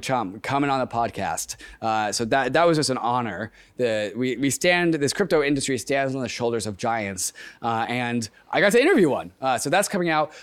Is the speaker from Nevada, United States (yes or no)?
no; Seattle, Washington, United States; Seattle's my hometown